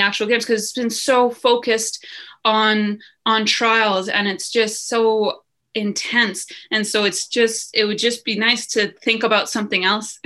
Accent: Lethbridge, Alberta, Canada; Lethbridge, my hometown where I am now

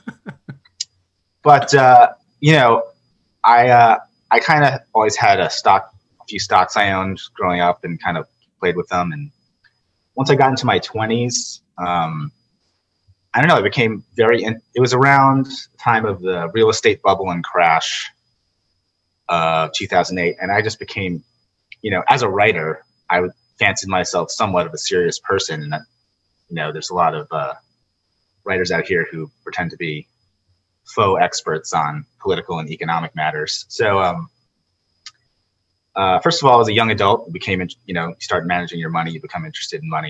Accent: Purchase, New York, United States; now in Los Angeles, United States; I grew up in Purchase, New York

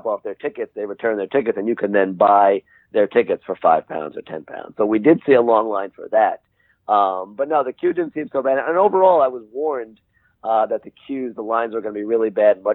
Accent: New York, United States; as a New Yorker

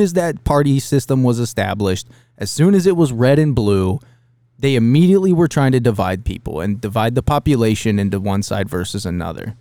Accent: Dayton, Ohio, United States; growing up around Dayton

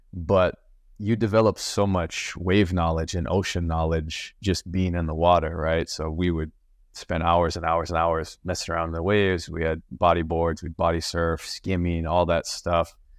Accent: Maui, Hawaii, United States; I'm from Maui

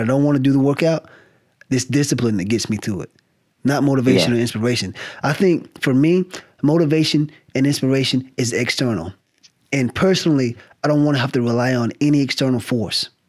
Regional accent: the South, United States; now in California, United States; I'm from the South. It's sort of like I left the South

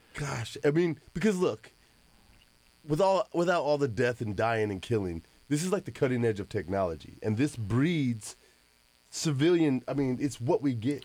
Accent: Arizona, United States; We were kids in Arizona

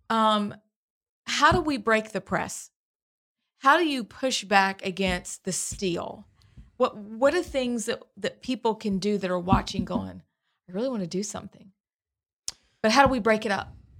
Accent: Pennsylvania, United States; now in Alabama, United States; I'm from Pennsylvania.

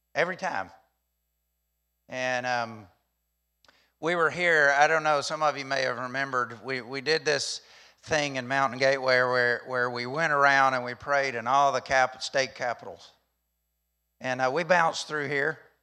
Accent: Alabama, United States; I'm from Alabama

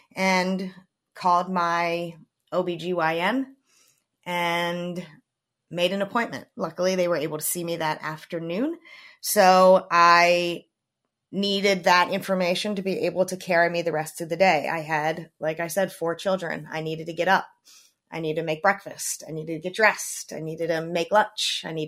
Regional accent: Maryland, United States; I grew up in Maryland, which I am still currently living in.

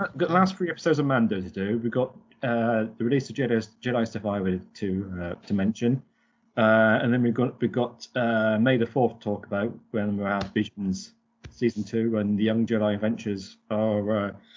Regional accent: United Kingdom; I'm, I'm British

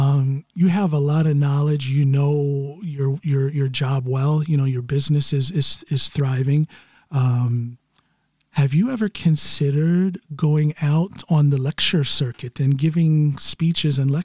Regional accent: United States; As an American

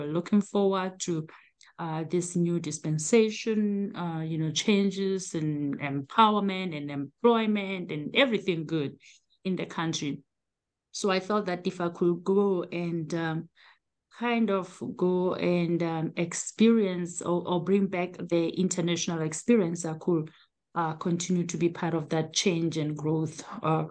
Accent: South Africa; moved away as an adult; now in United States; I am originally from South Africa, born and raised.

